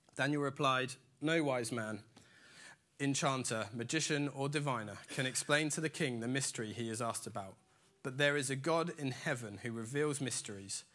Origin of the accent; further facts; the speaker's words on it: Dorset, South West England, United Kingdom; I grew up in Dorset in a tiny little village in the middle of absolutely nowhere